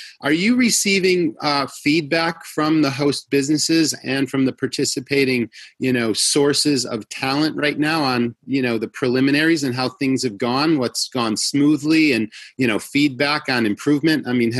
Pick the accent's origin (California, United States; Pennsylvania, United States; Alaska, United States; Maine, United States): Maine, United States; New Harbor; My hometown.